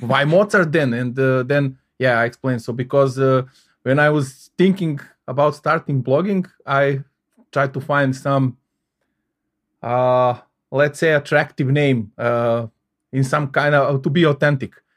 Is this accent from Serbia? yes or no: yes; Belgrade, Serbia; moved away as an adult; now in Salzburg, Austria; I was born and, uh, uh, I, uh, lived in Belgrade, uh, capital of Serbia, uh, thirty-seven years